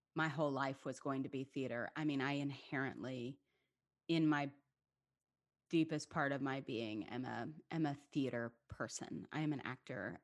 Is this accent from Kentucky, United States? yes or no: yes; Lexington, Kentucky, United States; moved away as an adult; also born or lived in Manhattan, New York; now in Atlanta, United States; it was such a really incredible community growing up in Lexington